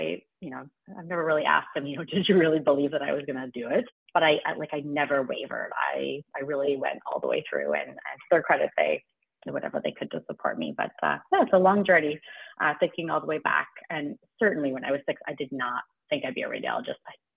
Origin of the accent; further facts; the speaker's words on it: a small town in Alberta, Canada; now in Toronto, Canada; I grew up in a small town in Alberta